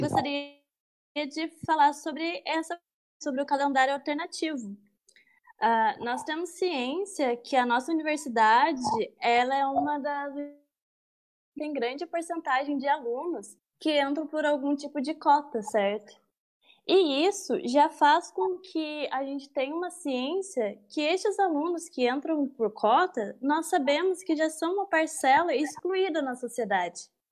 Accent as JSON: {"language": "Portuguese", "region": "interior of Minas Gerais", "country": "Brazil", "moved": "as an adult", "lives_now": "Pelotas, Brazil", "said": "Eu vim lá do interior de Minas Gerais, sou mineira"}